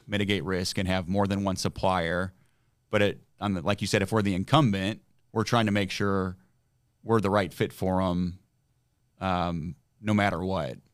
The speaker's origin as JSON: {"language": "English", "town": "Granger", "region": "Indiana", "country": "United States", "tie": "born or raised there", "said": "I grew up in South Bend, Indiana"}